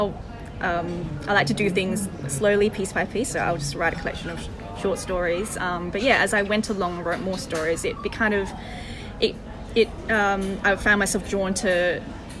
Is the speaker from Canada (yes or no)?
no; Perth, Western Australia, Australia; I grew up in Perth